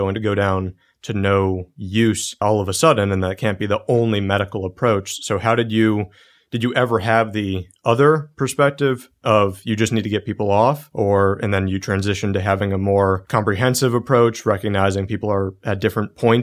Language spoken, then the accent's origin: English; United States; as an American